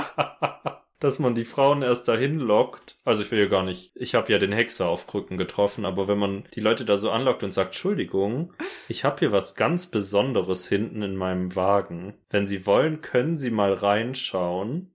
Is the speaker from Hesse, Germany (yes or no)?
no; Hechingen, Baden-Württemberg, Germany; Das ist ein sehr präzises Bild von dem Ort, wo ich aufgewachsen bin. Hechingen umgeben von Kartoffelfeldern